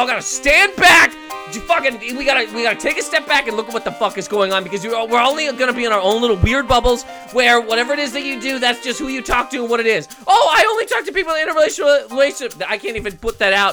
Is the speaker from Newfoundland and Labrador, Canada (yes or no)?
no; Halifax, Nova Scotia, Canada; I'm from Halifax, Nova Scotia.